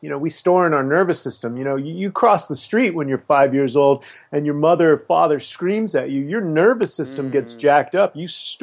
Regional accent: San Francisco, California, United States; I grew up in the Haight-Ashbury in the 60s

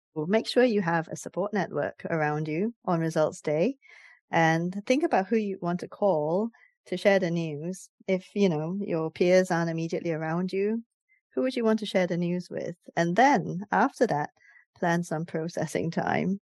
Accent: Singapore; moved away as an adult; now in United Kingdom; I came from Singapore as an international student

